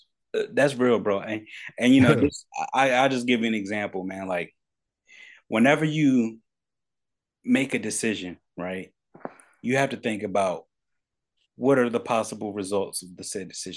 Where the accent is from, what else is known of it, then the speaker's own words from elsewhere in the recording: Paterson, New Jersey, United States; I grew up in Paterson, New Jersey. I got family, yeah, in North New Jersey.